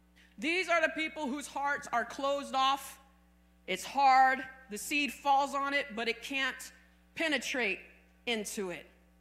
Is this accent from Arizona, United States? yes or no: yes; Arizona, United States; Now, I came from Arizona, and the soil in Arizona is hard as a rock.